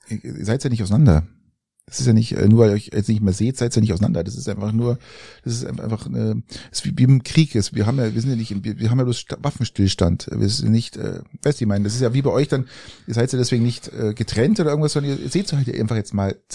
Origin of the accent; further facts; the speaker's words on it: Oberaudorf, Bavaria, Germany; Ich bin ja in Oberaudorf groß geworden, also die ersten ähm, drei Schuljahre habe ich in Oberaudorf verbracht.